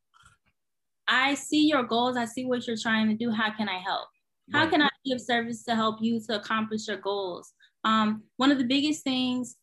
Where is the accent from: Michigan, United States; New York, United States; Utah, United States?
New York, United States; also born or lived in Connecticut / California; now in Florida, United States; Born and raised in New York, you know, very hustle bustle